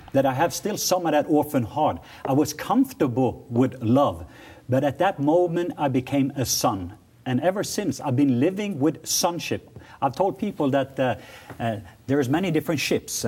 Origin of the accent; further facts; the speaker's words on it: Norway; I'm from Norway